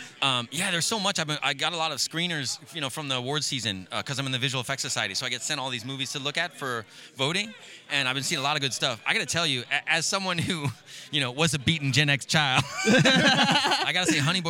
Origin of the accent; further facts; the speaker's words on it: New York, United States; moved away; I'm from New York originally